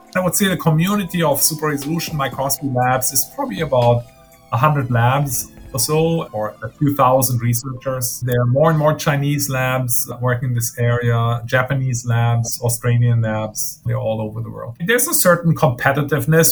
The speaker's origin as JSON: {"language": "English", "country": "Germany", "tie": "born or raised there", "also_born_or_lived": "Maine, United States", "moved": "as an adult", "lives_now": "United States", "said": "I grew up in Germany uh, got my physics degree in Germany"}